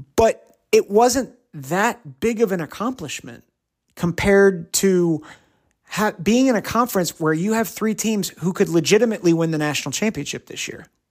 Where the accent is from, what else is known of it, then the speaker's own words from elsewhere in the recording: New Jersey, United States; I'm from, I grew up in New Jersey